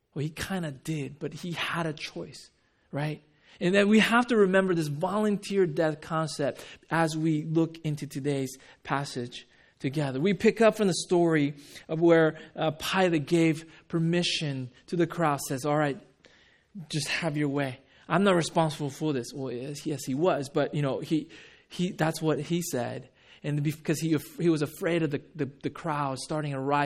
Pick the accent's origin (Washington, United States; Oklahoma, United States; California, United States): California, United States; Huntington Beach; also born or lived in Japan / Rochester, New York; I grew up in Huntington Beach